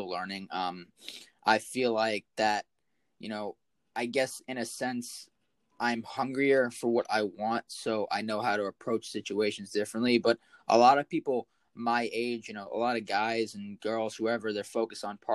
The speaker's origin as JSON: {"language": "English", "region": "North Carolina", "country": "United States", "moved": "yes", "lives_now": "South Carolina, United States", "said": "I'm originally from North Carolina"}